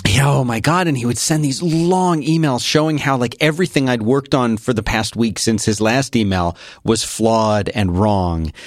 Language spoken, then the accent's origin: English; Philadelphia, Pennsylvania, United States; moved away; I grew up in Philadelphia